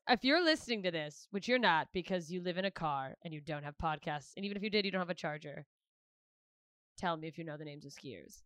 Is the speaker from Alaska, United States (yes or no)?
yes; Alaska, United States; my home state where I'm at right now, Alaska